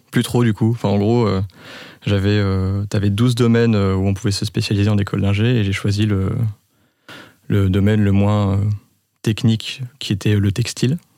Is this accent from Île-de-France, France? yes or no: no; Reims, Grand Est, France; moved away as an adult; also born or lived in Lille; now in Lyon, France; 31. J'ai euh, un frère, un petit frère. Je suis né à Reims. Euh, toute ma scolarité à Reims. Je suis parti à Lille pour 5 ans, quelques voyages à l'étranger, maintenant à Lyon